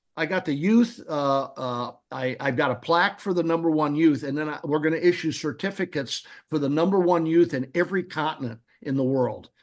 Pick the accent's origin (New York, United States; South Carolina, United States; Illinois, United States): Illinois, United States; Peoria; Now, I'm a Midwesterner. I'm from Peoria, Illinois